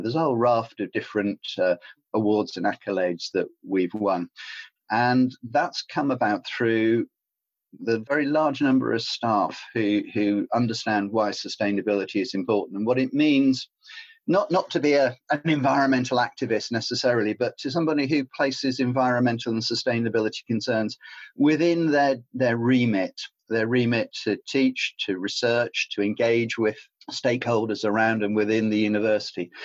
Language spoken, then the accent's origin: English; Cornwall, South West England, United Kingdom; I grew up in Cornwall